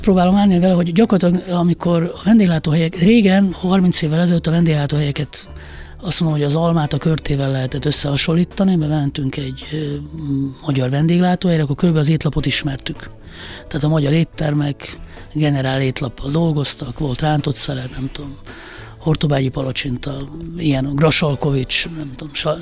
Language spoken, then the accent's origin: Hungarian; Hungary; egy vidéki középosztály, egy családba születtem